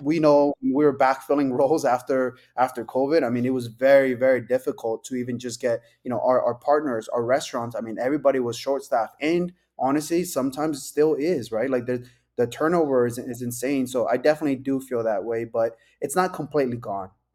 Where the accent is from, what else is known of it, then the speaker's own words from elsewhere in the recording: Las Vegas, Nevada, United States; born and raised in Vegas